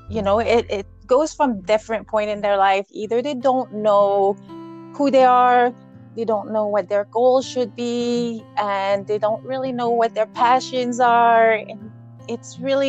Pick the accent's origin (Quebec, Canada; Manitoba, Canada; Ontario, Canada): Quebec, Canada; now in Alberta, Canada; I grew up in Quebec, we had a 9-acre raspberry farm